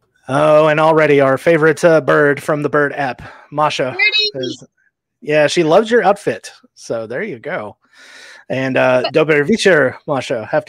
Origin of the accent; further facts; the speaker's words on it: Omaha, Nebraska, United States; born there; also born or lived in Nevada / Texas / Louisiana; I was born in Omaha, Nebraska, of all places. Lived out west in Reno, down in Texas for a little bit. And just Louisiana is just kind of where I ended up.